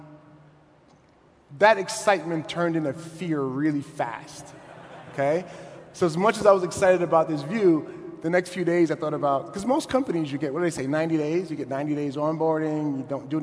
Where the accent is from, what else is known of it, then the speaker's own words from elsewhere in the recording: New York City, New York, United States; I'm from Brooklyn, not the sexy Brooklyn you see on TV now, but the not so sexy Brooklyn